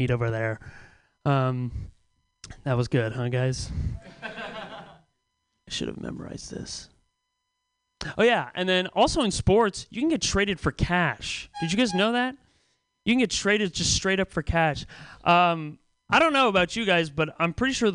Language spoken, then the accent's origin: English; Pacifica, California, United States; now in San Francisco, United States; I'm from Pacifica originally